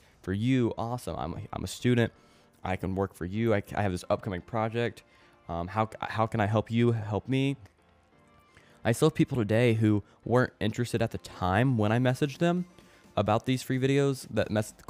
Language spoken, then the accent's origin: English; Springfield, United States; my hometown. I live in Springfield